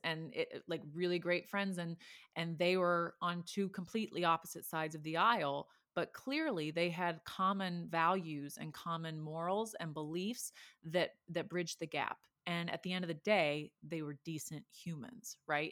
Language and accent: English; Texas, United States; moved away; I'm from Texas